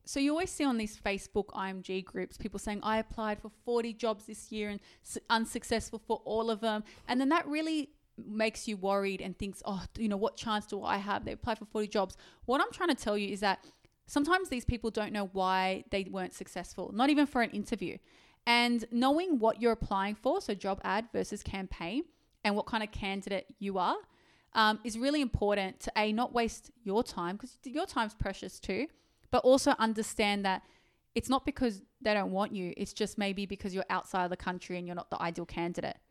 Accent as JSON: {"language": "English", "town": "Sydney", "region": "New South Wales", "country": "Australia", "tie": "born or raised there", "said": "I actually was born and raised in Sydney, and I hate living in Sydney."}